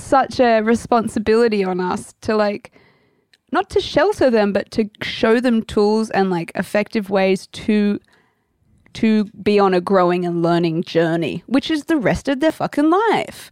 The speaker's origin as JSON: {"language": "English", "country": "Australia", "accent": "Australian", "moved": "yes"}